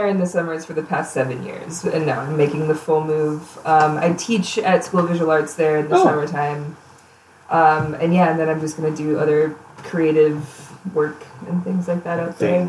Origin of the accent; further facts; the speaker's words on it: New Ulm, Minnesota, United States; also born or lived in Twin Cities, Minnesota; I moved from small town Minnesota. I grew up in New Ulm, mostly.